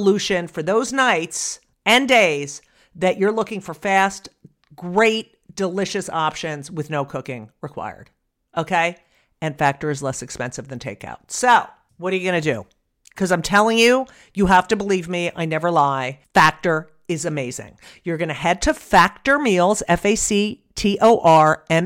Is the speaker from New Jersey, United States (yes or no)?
yes; New Jersey, United States; I grew up in New Jersey